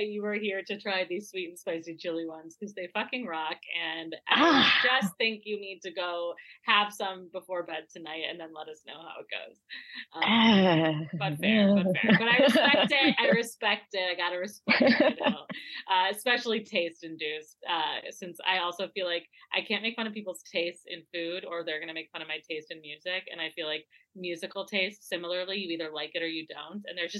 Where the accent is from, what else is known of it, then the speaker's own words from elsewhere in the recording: Midwest, United States; I'm sorry. I'm from the Midwest. I went to school in Wisconsin.